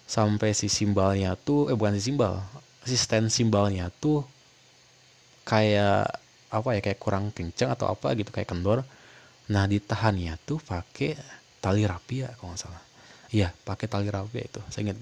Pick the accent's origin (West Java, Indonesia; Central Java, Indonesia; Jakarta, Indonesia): West Java, Indonesia; Bogor; karena gue orang Bogor kan jadi gue tahu di Kemuning tuh gedung Kemuning di belakang kantor DPRD kan situ ada tuh ada acara situ